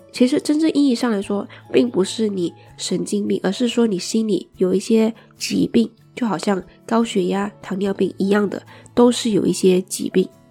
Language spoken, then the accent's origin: Chinese; Malaysia; 作为一个马来西亚人来说